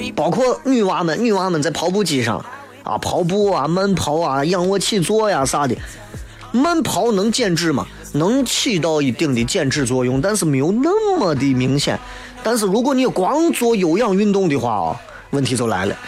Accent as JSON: {"language": "Chinese", "town": "Xi'an", "region": "Shaanxi", "country": "China", "said": "我们东江那边儿"}